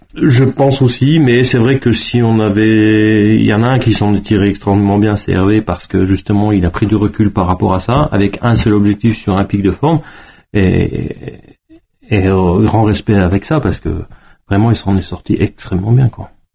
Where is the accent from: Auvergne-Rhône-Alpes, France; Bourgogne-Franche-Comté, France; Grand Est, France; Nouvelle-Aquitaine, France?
Grand Est, France; Gérardmer; moved away as an adult; now in Savoie, France; je suis Vosgien d'origine, de Gérardmer